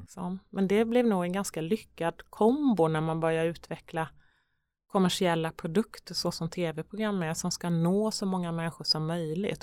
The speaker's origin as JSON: {"language": "Swedish", "town": "Vetlanda", "region": "Jönköping County", "country": "Sweden", "tie": "born or raised there", "moved": "yes", "said": "Vetlanda-posten och mm. där jag är uppvuxen"}